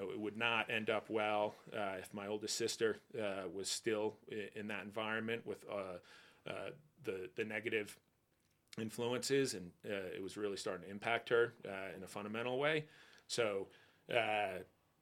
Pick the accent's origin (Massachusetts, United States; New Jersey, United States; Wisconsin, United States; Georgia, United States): New Jersey, United States; Northern; I grew up in Northern Jersey